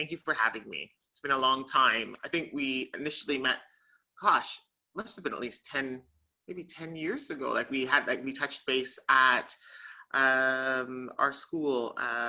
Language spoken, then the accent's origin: English; Canada; accent: Canadian; also born or lived in London, United Kingdom; now in Barbados; I was born in London, but then my mother and father immigrated to Canada. And so I was raised predominantly in Canada, but I actually only received my Canadian citizenship in my 20s. I had always had my UK and European citizenship.